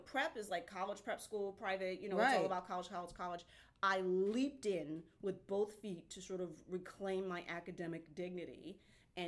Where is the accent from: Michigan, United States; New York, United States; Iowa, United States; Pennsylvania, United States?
New York, United States; New York City; Born and raised in Queens